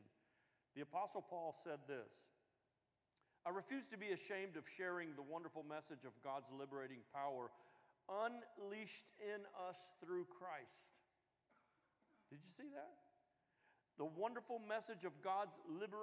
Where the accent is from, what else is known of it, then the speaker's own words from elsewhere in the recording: the South, United States; I'm from the South